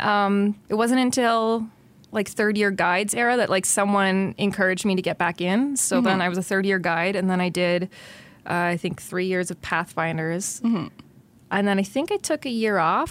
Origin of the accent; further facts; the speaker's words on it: Ottawa, Ontario, Canada; moved away as an adult; now in Quinte, Canada; I technically grew up in the suburbs in Kanata. I'm a Kanata girl